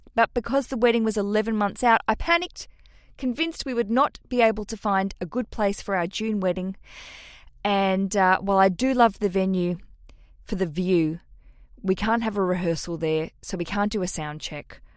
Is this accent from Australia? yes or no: yes; Australia; accent: Australian; to hear my accent, that's where I'm from